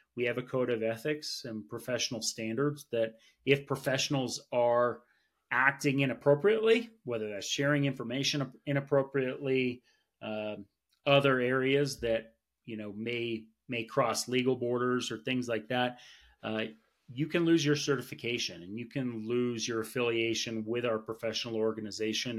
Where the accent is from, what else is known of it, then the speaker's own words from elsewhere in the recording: Vermont, United States; now in Colorado Springs, United States; I'm from Vermont, so I got to play a lot of sports growing up